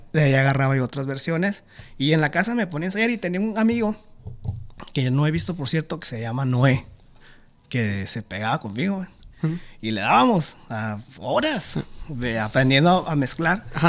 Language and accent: Spanish; Tijuana, Baja California, Mexico; yo soy de Tijuana